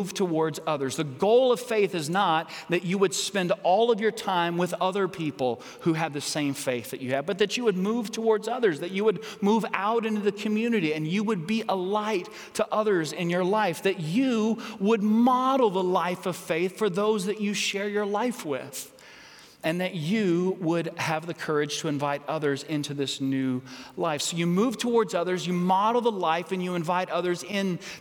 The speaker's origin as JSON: {"language": "English", "country": "United States", "said": "as American citizens"}